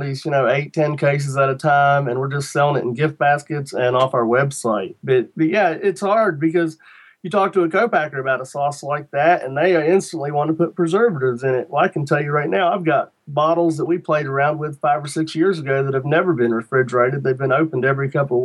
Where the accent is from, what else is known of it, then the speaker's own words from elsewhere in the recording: Shenandoah Valley, Virginia, United States; I'm from Virginia, you know, right in the Shenandoah Valley, and we didn't get a lot of Jamaican jerk in the Shenandoah Valley when I was a kid